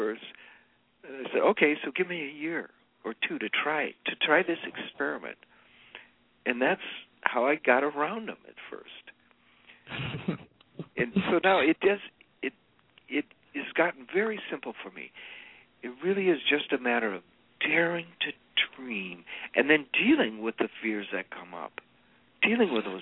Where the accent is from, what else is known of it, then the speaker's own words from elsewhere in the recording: United States; I'm an American.